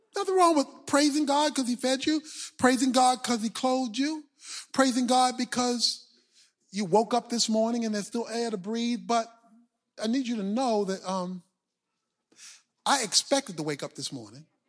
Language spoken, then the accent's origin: English; Baltimore, Maryland, United States; When I was growing up in Baltimore